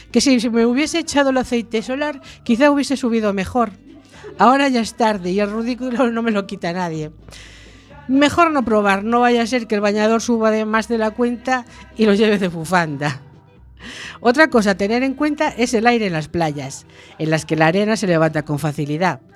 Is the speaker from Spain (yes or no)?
yes; Cádiz, Andalusia, Spain; also born or lived in Galicia; now in A Coruña, Spain; Yo nací en Cádiz